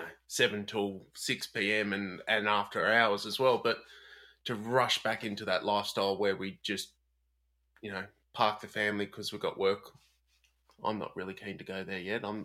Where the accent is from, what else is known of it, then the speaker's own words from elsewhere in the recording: Sydney, New South Wales, Australia; born and raised on Gadigal and Wangal lands in Sydney